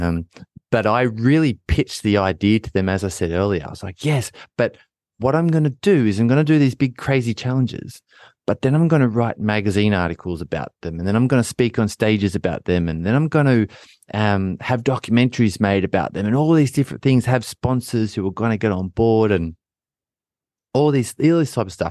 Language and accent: English; Australia; as a fourteen, fifteen-year-old kid growing up in Australia in elite sport